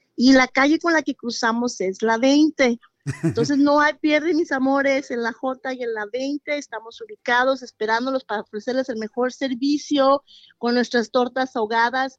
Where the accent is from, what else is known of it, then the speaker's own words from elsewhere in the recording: Guadalajara, Jalisco, Mexico; moved away as an adult; now in United States; soy de Guadalajara.